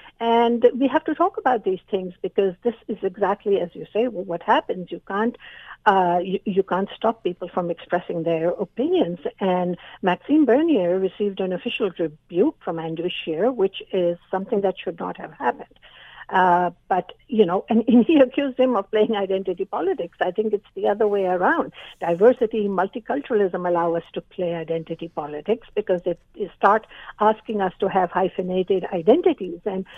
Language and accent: English; Canada; I never want to be a hyphenated Canadian. I am Canadian. My children are Canadian.